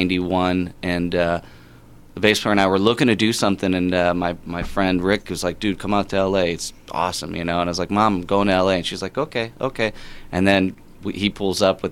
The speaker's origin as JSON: {"language": "English", "region": "Indiana", "country": "United States", "said": "we're from Indiana"}